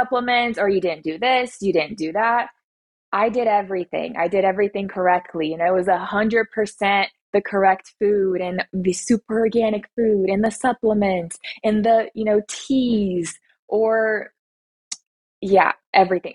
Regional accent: Atlanta, Georgia, United States; I'm 23 years old, and I'm from Atlanta, Georgia.

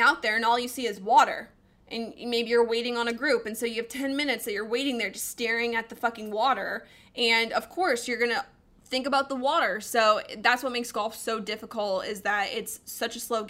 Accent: Colorado, United States; I'm a Colorado girl. I grew up in Colorado

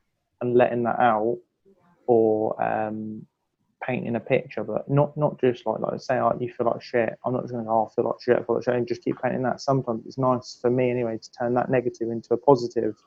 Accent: Milton Keynes, South East England, United Kingdom; I'm an artist from Milton Keynes in the United Kingdom.

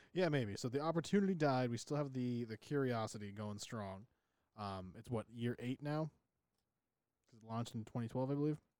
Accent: New England, United States; We're from New England.

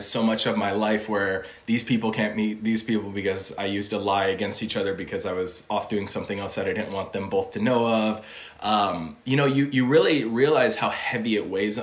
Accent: Illinois, United States; also born or lived in Indiana; now in Los Angeles, United States; I was born in Indiana, grew up in Illinois.

